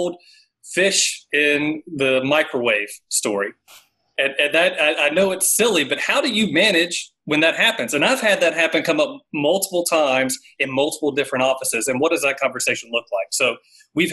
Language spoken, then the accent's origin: English; Raleigh, North Carolina, United States; I grew up in the Southeast Raleigh area, have always loved North Carolina, and can't see myself living anywhere else